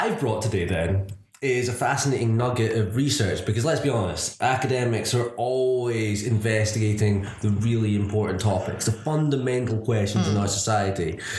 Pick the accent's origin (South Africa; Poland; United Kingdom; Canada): United Kingdom; Edinburgh, Scotland; I am from Edinburgh.